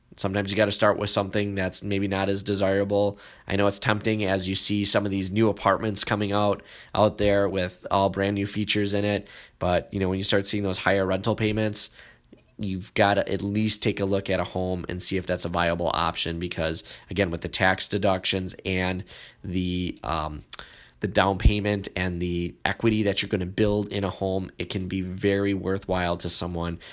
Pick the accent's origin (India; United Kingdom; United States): United States; Wisconsin; my home state here, Green Bay, Wisconsin